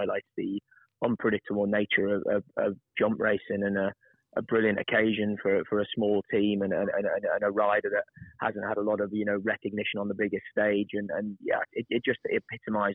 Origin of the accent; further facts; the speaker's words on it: United Kingdom; as a Brit over there